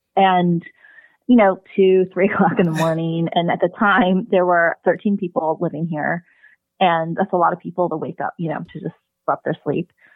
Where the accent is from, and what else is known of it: United States; born or raised there; also born or lived in South Korea